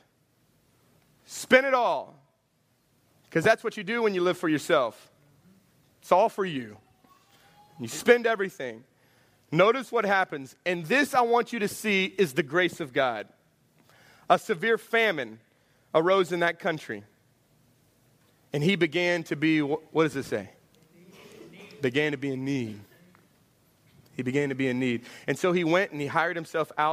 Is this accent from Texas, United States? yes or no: yes; Houston, Texas, United States; I'm from Houston